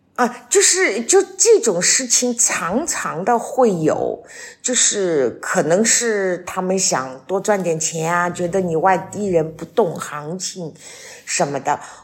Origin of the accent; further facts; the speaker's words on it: Shanghai, China; moved away as an adult; now in Wuyishan, China; 我作为一个上海人，现在移居到了武夷山